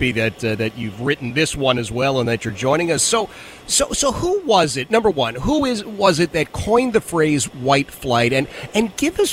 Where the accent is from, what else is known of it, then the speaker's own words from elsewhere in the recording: Philadelphia, Pennsylvania, United States; I grew up in Philadelphia